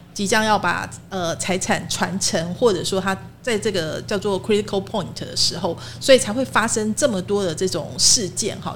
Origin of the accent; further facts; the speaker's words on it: Taiwan; 我们可以从我们台湾人自己的角度好好来分析哈